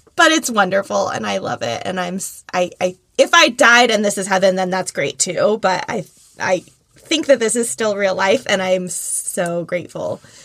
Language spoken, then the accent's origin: English; Philadelphia, Pennsylvania, United States; moved away as an adult; now in South Florida, United States; we're from Philly